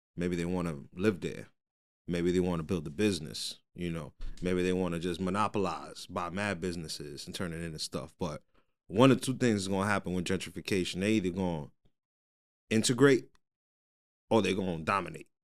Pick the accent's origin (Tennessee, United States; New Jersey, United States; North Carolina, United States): New Jersey, United States; Jersey City; I'm born and raised in Jersey City